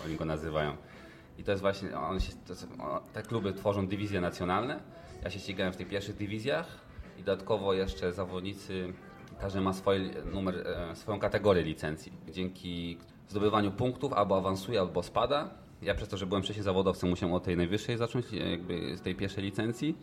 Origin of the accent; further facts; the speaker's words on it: Świebodzice, Lower Silesian Voivodeship, Poland; ścigałem się w klubie, skąd pochodzę, jesteś L K S, Mercurius, Świebodzice